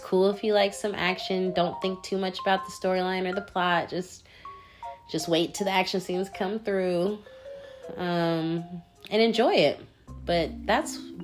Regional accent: Washington, United States; moved away; I'm from the Northwest, from Washington State.

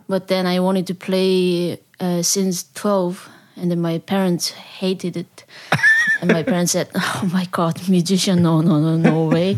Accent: South Korea; English is a second language; moved away as an adult; now in Netherlands; I'm from South Korea. I came to the Netherlands eight years ago

